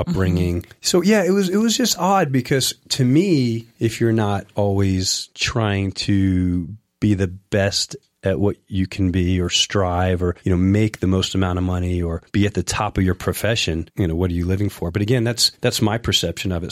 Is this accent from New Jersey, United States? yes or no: no; Long Beach, New York, United States; also born or lived in Flushing, Queens; I grew up in New York, a small beach town called Long Beach. It's on the South Shore, Nassau County.